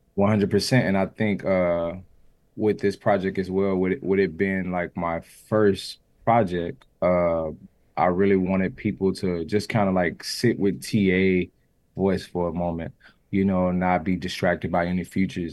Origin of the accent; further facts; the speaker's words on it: the South, United States; I'm from the South